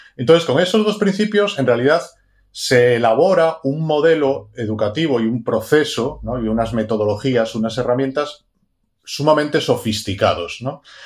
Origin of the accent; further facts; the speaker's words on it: Galicia, Spain; estaba en Galicia, soy gallego